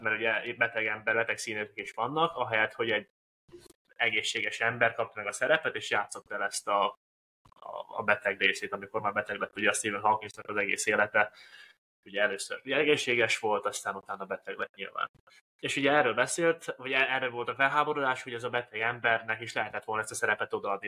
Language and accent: Hungarian; Hungary; mi magyarok vagyunk